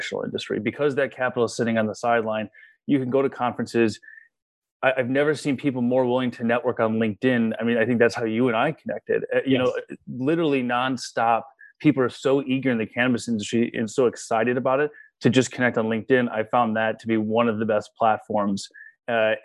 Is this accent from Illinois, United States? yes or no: yes; Chicago, Illinois, United States; growing up in Chicago, my brother and I had experimented with cannabis